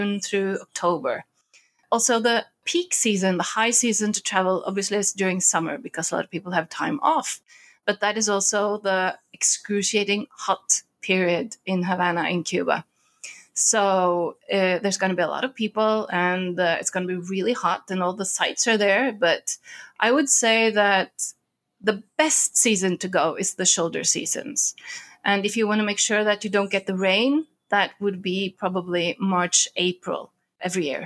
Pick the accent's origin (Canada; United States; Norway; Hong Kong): Norway; I'm from Norway. I'm from the top of the world.